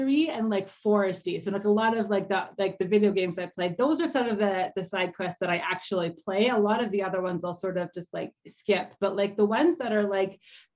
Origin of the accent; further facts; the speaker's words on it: Canada; I'm also Canadian